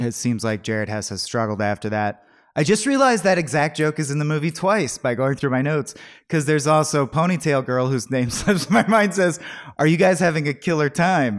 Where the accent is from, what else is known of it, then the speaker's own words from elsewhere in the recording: Southern California, United States; I grew up in Southern California